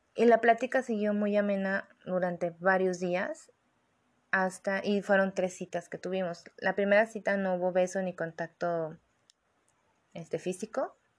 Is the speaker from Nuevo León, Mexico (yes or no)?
no; Guadalajara, Jalisco, Mexico; yo soy de Guadalajara